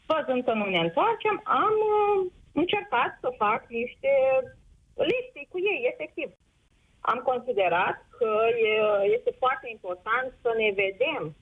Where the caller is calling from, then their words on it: Mălin, Suceava County, Romania; Eu sunt din Suceava, nu sunt din Suceava, uh, sunt la 50 de kilometri din Suceava, într-o localitate, Mălin.